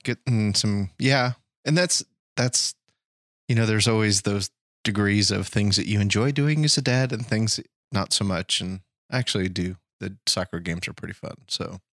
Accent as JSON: {"language": "English", "country": "United States", "said": "I'm an American"}